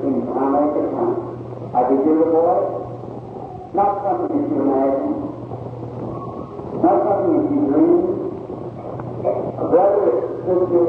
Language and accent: English; Kentucky, United States; I was born in Kentucky.